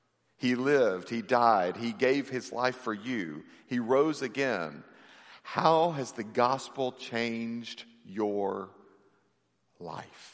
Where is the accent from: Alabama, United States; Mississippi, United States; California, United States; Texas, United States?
Mississippi, United States; I grew up in Mississippi